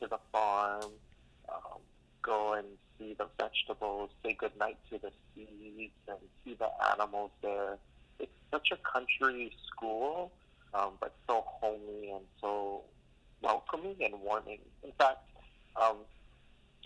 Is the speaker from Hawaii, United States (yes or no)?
yes; Oahu, Hawaii, United States; moved away as an adult; now in California, United States; grow up on this island